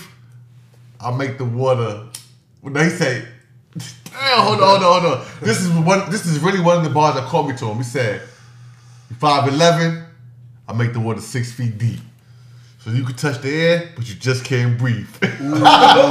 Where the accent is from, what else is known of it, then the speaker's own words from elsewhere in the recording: Trenton, New Jersey, United States; I'm from Wilbur Section